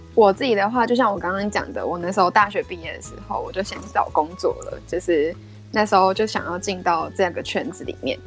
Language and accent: Chinese; Taiwan; moved away as an adult; also born or lived in Netherlands; 我是第一个台湾人念那个 program